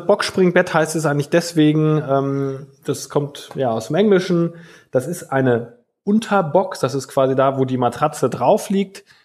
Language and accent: German; Germany; bei uns in Deutschland